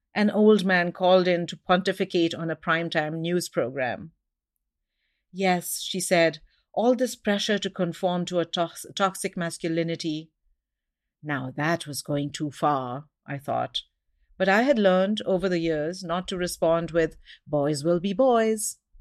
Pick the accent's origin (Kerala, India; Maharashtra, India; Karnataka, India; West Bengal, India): Maharashtra, India; Mumbai; moved away as an adult; now in Seattle, United States; I had a colonized education growing up in India, and that's why I speak English